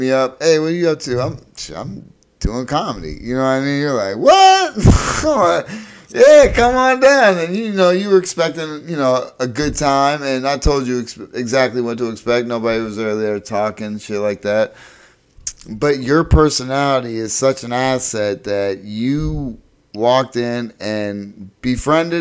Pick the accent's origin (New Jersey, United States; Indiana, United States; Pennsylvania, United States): Pennsylvania, United States; Erie; I'm from Erie, Pennsylvania, which is right off of Lake Erie, little city